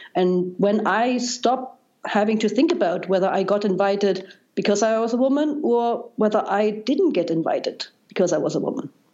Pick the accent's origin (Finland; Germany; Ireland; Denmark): Germany; East Germany; English is a second language; moved away as an adult; also born or lived in Darmstadt, Germany; now in United States; as you probably can tell by now by my accent, I, I grew up in Germany, and East Germany uh, uh